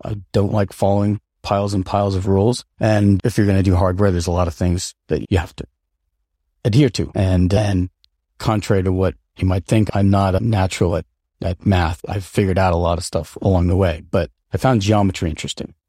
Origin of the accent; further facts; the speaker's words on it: upstate New York, United States; also born or lived in Seattle, Washington / Colden Common, Winchester, United Kingdom; I was born in Seattle, Washington, and at a relatively, uh, young age, our family moved to, uh, rural, like upstate New York, and that's where I, uh, my sister and I uh, grew up